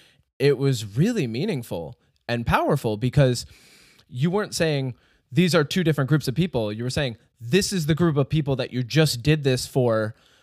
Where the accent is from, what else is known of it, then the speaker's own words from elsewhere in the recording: Glens Falls, New York, United States; I'm born and raised in Glens Falls.